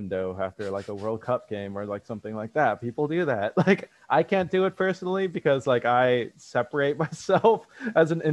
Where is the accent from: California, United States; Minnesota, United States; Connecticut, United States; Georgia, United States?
California, United States; Bay Area; moved away as an adult; also born or lived in Ohio; I was from the Bay Area